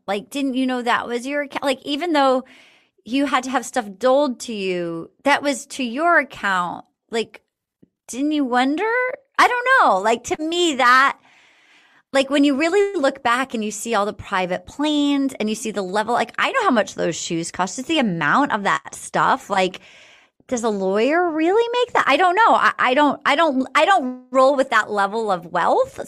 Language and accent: English; East Coast, United States; I grew up on the East Coast.